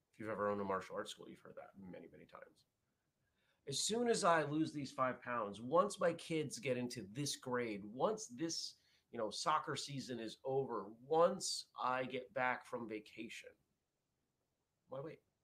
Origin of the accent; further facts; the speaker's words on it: New England, United States; growing up in New England